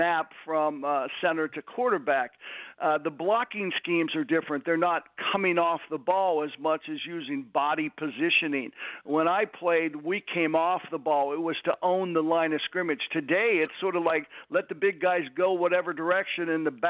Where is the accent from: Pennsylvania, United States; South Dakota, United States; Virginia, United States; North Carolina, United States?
Pennsylvania, United States; Pittsburgh; moved away; also born or lived in Philadelphia / Michigan / Detroit; I'm from Pittsburgh